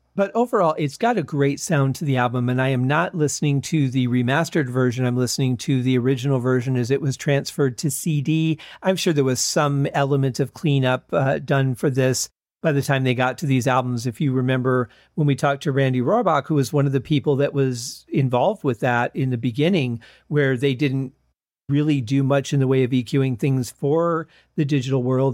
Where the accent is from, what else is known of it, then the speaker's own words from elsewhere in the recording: Michigan, United States; growing up in Michigan